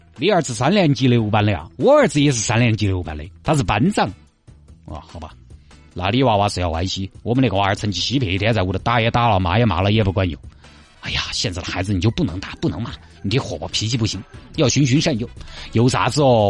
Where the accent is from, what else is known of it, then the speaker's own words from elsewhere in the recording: Chongqing, China; accent: Chongqing; 你听我这个口音，你你里头晓得了。重庆江北这边